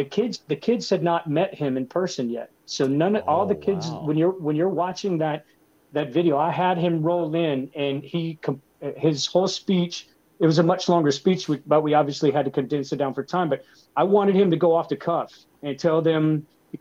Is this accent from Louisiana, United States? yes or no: no; Floral City, Florida, United States; as a kid growing up in Florida